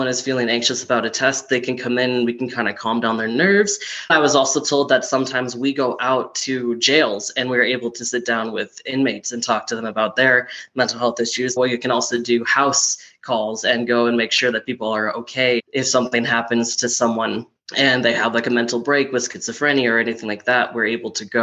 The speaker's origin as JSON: {"language": "English", "region": "Minnesota", "country": "United States", "moved": "as an adult", "lives_now": "Colorado, United States", "said": "I'm originally from Minnesota, but I moved here 4 years ago to get a better degree in a college I really liked"}